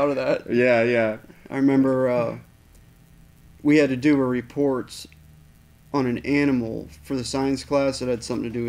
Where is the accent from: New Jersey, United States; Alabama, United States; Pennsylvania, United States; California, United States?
Pennsylvania, United States; Apollo; A little town called Apollo.